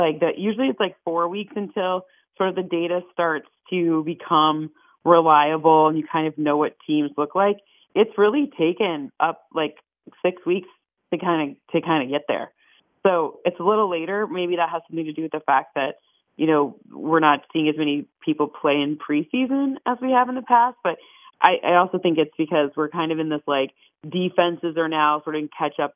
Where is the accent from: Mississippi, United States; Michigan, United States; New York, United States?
Michigan, United States; I'm from Michigan